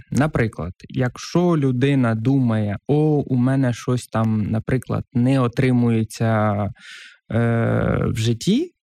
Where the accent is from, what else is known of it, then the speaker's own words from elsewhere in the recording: a village in Kherson Oblast, Ukraine; now in Kyiv, Ukraine; я з Херсонської області, села